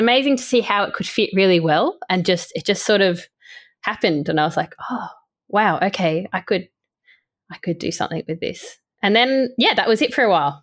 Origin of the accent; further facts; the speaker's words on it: Port Macquarie, New South Wales, Australia; moved away; growing up in a coastal town and me and my partner actually moving back to Port Macquarie soon